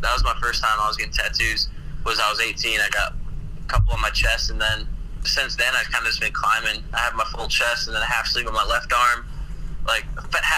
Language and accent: English; Northwest Indiana, United States; I'm from Northwest Indiana, like Chicagoland area